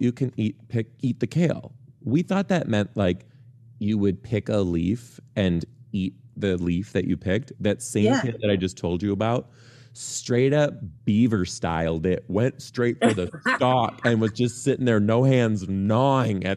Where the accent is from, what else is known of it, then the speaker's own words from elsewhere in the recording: Detroit, Michigan, United States; I am from Detroit